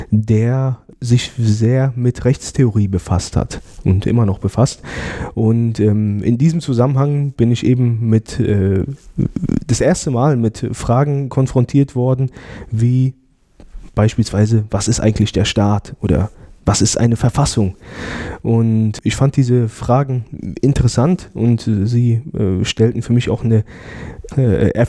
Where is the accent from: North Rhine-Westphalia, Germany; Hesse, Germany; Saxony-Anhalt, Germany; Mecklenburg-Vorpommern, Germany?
Hesse, Germany; Frankfurt; born there; moved away as an adult; also ich bin äh, gebürtiger Frankfurter und bin zum Studium nach Freiburg gegangen